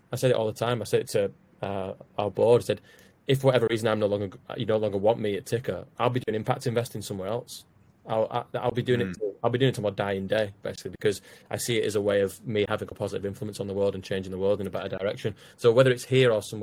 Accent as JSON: {"language": "English", "town": "Wigan", "region": "North West England", "country": "United Kingdom", "said": "I'm from Wigan"}